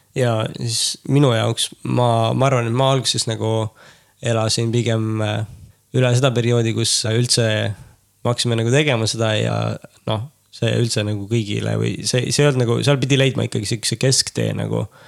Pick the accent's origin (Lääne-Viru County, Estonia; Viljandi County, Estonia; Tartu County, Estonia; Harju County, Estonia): Lääne-Viru County, Estonia; Tapa; kasvasime üles Tapal